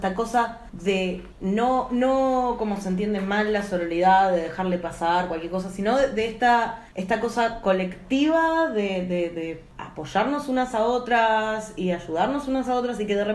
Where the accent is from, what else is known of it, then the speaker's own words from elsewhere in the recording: Buenos Aires, Argentina; si así es para nosotras que somos porteñas, lo que debe ser volverte del encuentro a Chaco o a Santiago